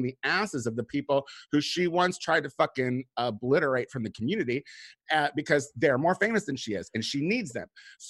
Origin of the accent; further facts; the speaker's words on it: Chicago, Illinois, United States; moved away; I'm from Chicago. Chicago is my roots.